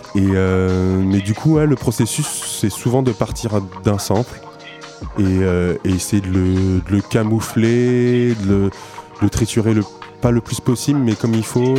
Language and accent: French; Niort, Nouvelle-Aquitaine, France; now in Poitiers, France; Je suis né à Niort il, euh, il y a 27 euh, ben, ans maintenant.